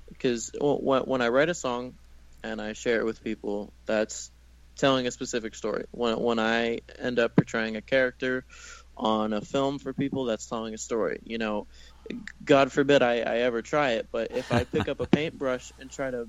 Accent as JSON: {"language": "English", "region": "the South", "country": "United States", "tie": "born or raised there", "said": "But I mean, I grew up in the South in this little beach town, like in the middle of nowhere a little bit"}